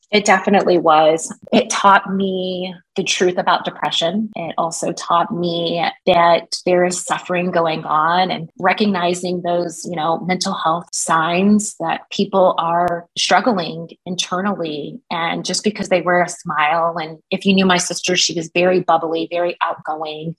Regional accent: Wichita, Kansas, United States; moved away; also born or lived in Spokane, Washington; I grew up in Wichita, Kansas.

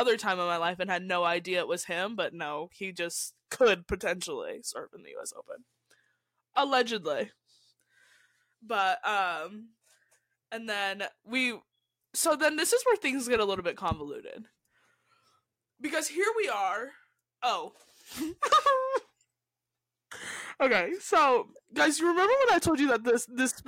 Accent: San Diego, California, United States; I'm from California.

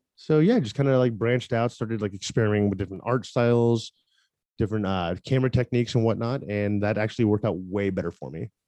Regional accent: Tampa, Florida, United States; moved away as an adult; also born or lived in Seattle, Washington; I'm originally from Tampa, Florida.

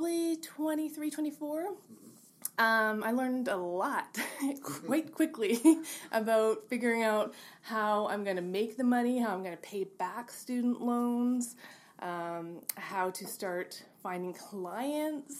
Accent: Kelowna, British Columbia, Canada; moved away as an adult; also born or lived in Vancouver; I grew up in Kelowna, and I actually went to university here

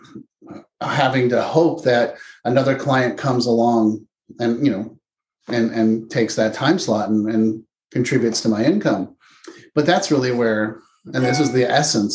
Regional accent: Palo Alto, California, United States; I grew up in Palo Alto, California

